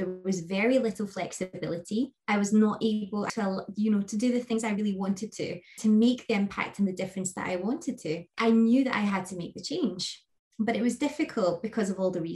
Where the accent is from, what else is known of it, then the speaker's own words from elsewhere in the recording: Scotland, United Kingdom; I am Scottish, based in the UK. I live in the beautiful west coast of Scotland